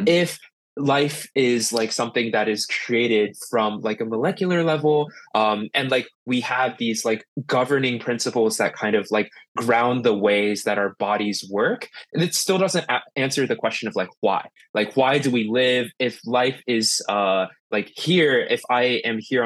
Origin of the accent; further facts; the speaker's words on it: Columbus, Ohio, United States; now in New York City, United States; I grew up in Columbus, Ohio. I was born and raised out of there.